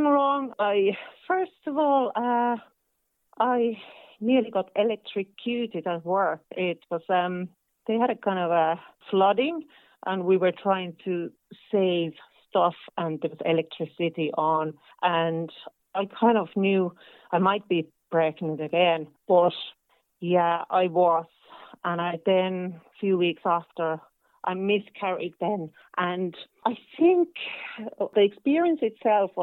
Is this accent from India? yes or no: no; northern Finland, Finland; now in Ireland; I'm from Finland. I'm kind of from northern Finland. So we have lots of forests and lakes there. And I'm from a small town